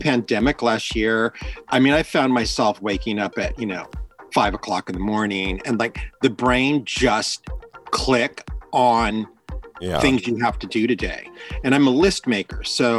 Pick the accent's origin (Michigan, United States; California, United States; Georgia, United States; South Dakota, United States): California, United States; Hayward; also born or lived in Fremont, California; I grew up in the East Bay. I was born in Fremont and I was raised in Hayward. And I came out in San Francisco as a teenager.